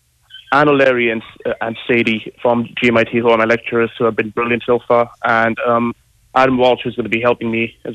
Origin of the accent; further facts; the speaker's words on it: Dubai, United Arab Emirates; moved away as an adult; also born or lived in India; now in Galway, Ireland; I'm Indian originally. I grew up in Dubai